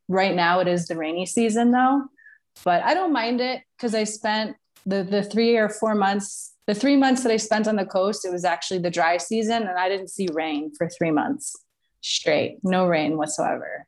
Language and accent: English; New York, United States; moved away as an adult; also born or lived in Florida; now in Mexico; I am from originally from New York, um, but I moved from New York when I was about 26 years old to Florida, spent 10 years there